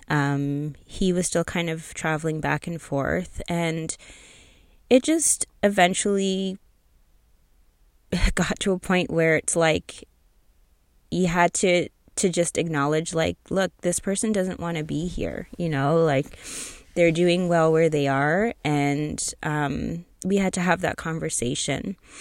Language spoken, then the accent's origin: English; outside of Toronto, Ontario, Canada; I'm from Canada, so for those of you who don't know, I was born in Toronto, raised outside of Toronto